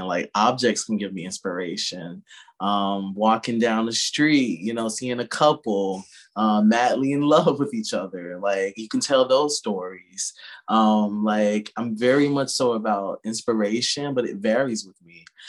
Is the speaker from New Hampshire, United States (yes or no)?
no; Sparta, Georgia, United States; moved away as an adult; now in New York, United States; I'm from Sparta, Georgia, originally